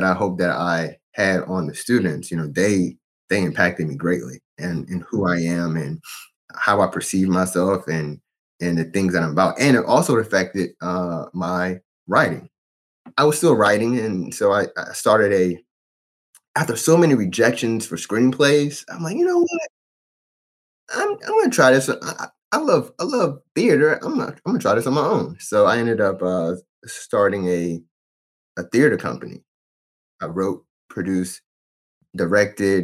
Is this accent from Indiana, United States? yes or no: no; Fredericksburg, Virginia, United States; I'm from Fredericksburg, Virginia, born and raised. I've lived in Virginia my whole life.